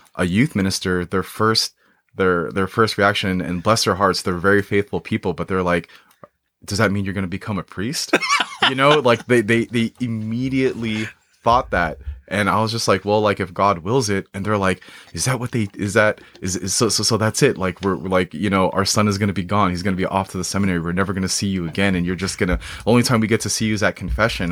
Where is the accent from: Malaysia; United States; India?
United States; Moreno Valley, California; I grew up in Mar-, Moreno Valley